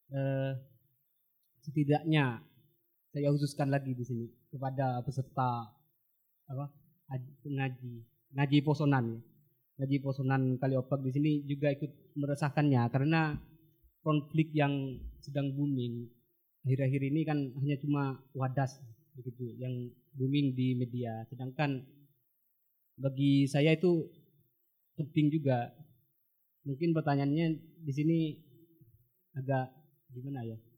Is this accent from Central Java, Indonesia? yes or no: no; Sumenep, East Java, Indonesia; pada konflik agraria di Sumenep khususnya di kalangan pesisir di daerah saya